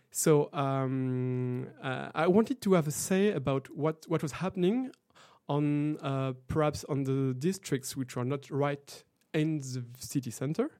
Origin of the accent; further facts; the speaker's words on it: Brittany, France; moved away as an adult; also born or lived in Montreuil; now in Paris, France; I grew up in a tiny village in Brittany